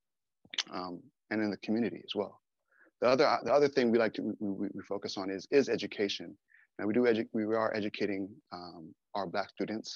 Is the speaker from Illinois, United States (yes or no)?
no; Southern California, United States; I'm also from Southern California